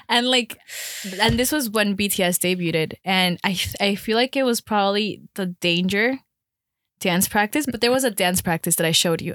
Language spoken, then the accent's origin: English; Miami, Florida, United States; moved away as an adult; also born or lived in Colombia; now in Chicago, United States; I'm actually from Colombia, but I moved to Miami when I was around, like, nine, eight, nine. Then I moved to Chicago to go to school